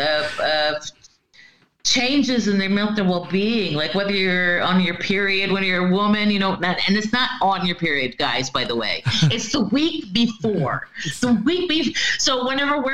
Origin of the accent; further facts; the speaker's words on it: Florida, United States; moved away as an adult; now in Norway; I come from Florida, you know, no matter what time of year it is, we basically have between 10 and 12 hours of sunlight every day, you know, and we get the 3 o'clock, you know, it's, our weather used to be by the time when I was growing up